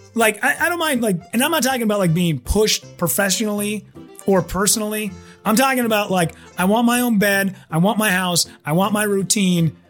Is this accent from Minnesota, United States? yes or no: yes; Minneapolis, Minnesota, United States; I'm from Minneapolis